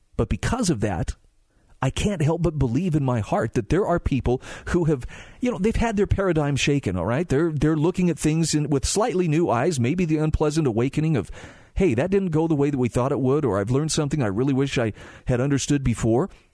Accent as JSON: {"language": "English", "region": "Utah", "country": "United States", "tie": "born or raised there", "said": "my home state of Utah"}